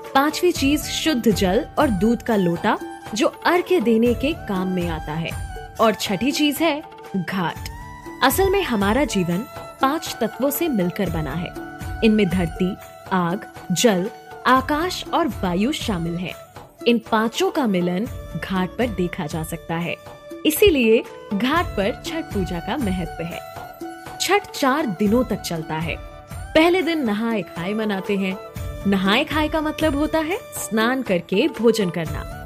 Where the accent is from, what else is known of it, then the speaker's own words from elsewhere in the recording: Buxar, Bihar, India; विश्वामित्र नगरी बक्सर बिहार का रहने वाला हूं